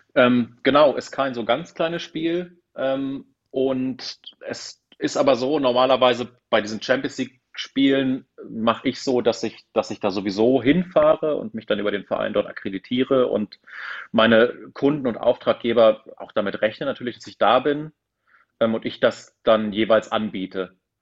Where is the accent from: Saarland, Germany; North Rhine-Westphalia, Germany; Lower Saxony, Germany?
Lower Saxony, Germany; south-eastern; ich komme aus, aus Niedersachsen, aus, äh, aus dem südöstlichen Niedersachsen und damals Mitte der 90er äh, sozusagen, wir, wir hatten ja nichts